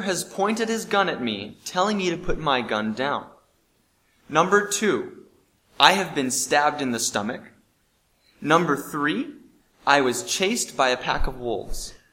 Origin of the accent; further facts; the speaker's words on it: Bozeman, Montana, United States; I come from Bozeman